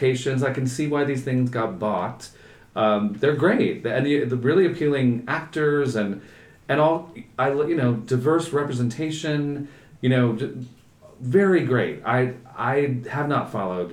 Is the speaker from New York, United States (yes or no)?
yes; New York, United States; also born or lived in Silver Lake, Los Angeles; a New Yorker